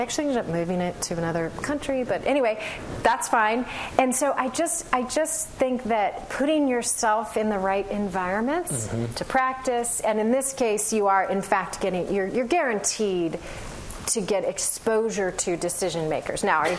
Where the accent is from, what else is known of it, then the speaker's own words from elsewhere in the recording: Berkeley, California, United States; Again, I'm from Berkeley, so you have to permit me.